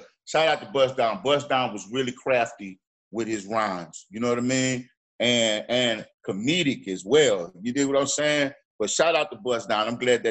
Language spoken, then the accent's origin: English; Houston, Texas, United States; also born or lived in New Orleans; So I am from Houston, right? Right? I just happen to be a dual city representative. That's what I say. I'm from both places, right?